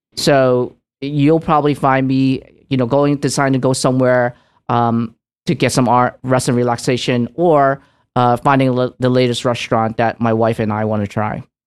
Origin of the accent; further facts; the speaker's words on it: New York City, New York, United States; also born or lived in Hong Kong; I immigrated to New York City, downtown, um, in Little Italy, and where I was raised